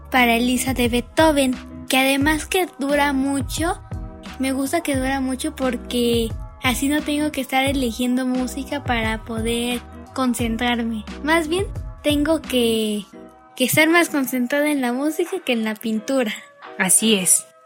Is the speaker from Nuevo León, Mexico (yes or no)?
no; Puebla, Mexico; me inspiré en una cascada que había visto en mi niñez en Puebla.